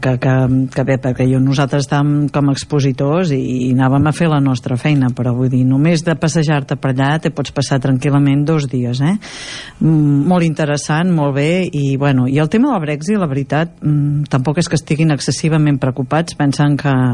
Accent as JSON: {"language": "Catalan", "town": "Girona", "region": "Catalonia", "country": "Spain", "said": "Jo sóc de Girona també"}